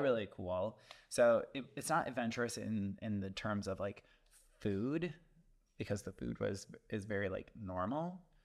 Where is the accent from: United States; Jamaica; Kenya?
United States; the area Jeffrey Dahmer is from, Midwest; now in Chicago, United States; Jeffrey his Dahmer is from my hometown, so I'm like, well, not my hometown, but like my area.